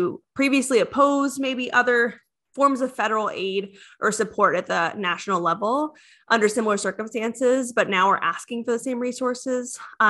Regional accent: Ohio, United States; now in Florida, United States; I grew up in Ohio. So there's no hurricanes in Ohio.

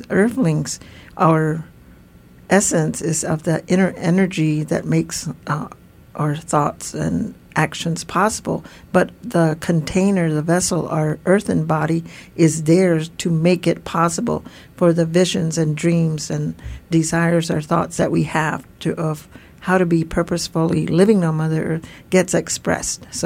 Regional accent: Tewa Pueblo community, New Mexico, United States; as a Tewa woman elder who's grown and lived in our community

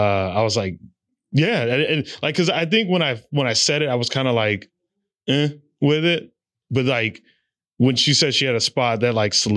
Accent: Arizona, United States; moved away as an adult; also born or lived in Phoenix; now in Los Angeles, United States; I was like born and raised in Arizona

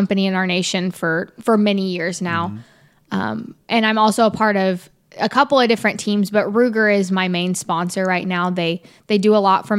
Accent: Central Indiana, United States; I grew up in Central Indiana

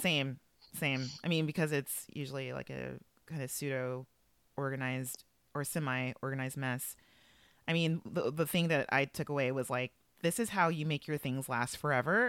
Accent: Los Angeles, California, United States; I would like to set the mood for Los Angeles as my hometown

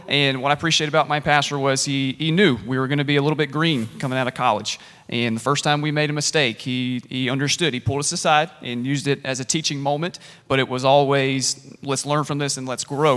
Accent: Columbia, South Carolina, United States; moved away as an adult; I grew up in South Carolina. I am a redneck at heart, and I grew up at Gant Street Baptist Church in Columbia, South Carolina

